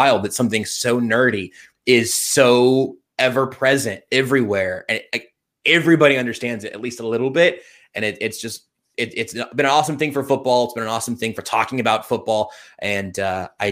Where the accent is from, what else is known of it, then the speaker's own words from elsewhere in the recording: Ohio, United States; Born and raised in Ohio